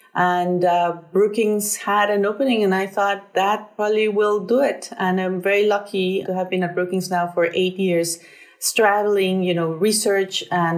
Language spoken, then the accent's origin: English; Mexico City, Mexico; moved away as an adult; now in United States; I grew up in Mexico City.